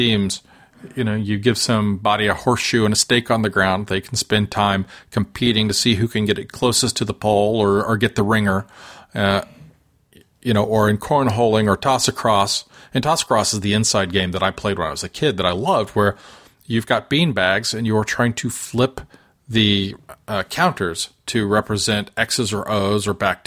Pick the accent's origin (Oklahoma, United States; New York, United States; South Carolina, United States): Oklahoma, United States; Oklahoma City; I grew up in Oklahoma City and my father was from Blanchard, Oklahoma